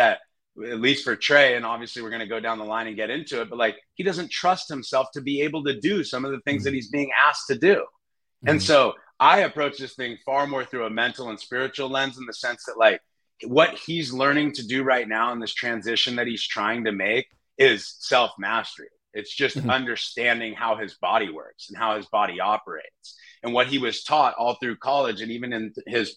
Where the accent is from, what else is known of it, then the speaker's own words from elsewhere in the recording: San Jose, California, United States; moved away as an adult; also born or lived in Wyoming / Nashville, Tennessee; I'm from San Jose. So I grew up a Raiders fan, unfortunately, but I was right there in the Bay and went to Bellarmine